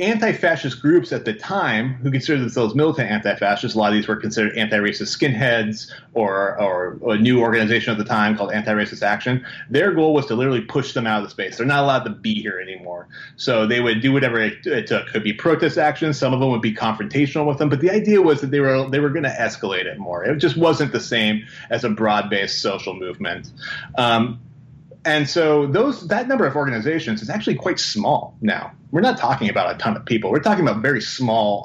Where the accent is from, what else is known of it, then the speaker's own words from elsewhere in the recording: Portland, Oregon, United States; I'm from Portland